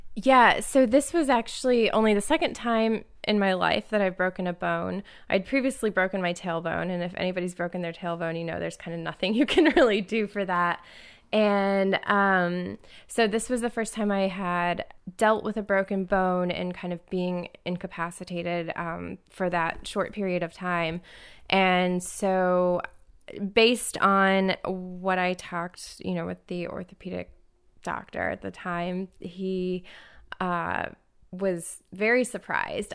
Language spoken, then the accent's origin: English; Indianapolis, Indiana, United States; now in Detroit, United States; I'm originally from Indianapolis